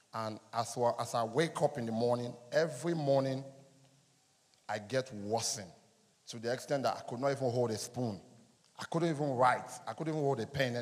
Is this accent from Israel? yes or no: no; Anambra, Nigeria; I'm from Anambra State, in Orifte.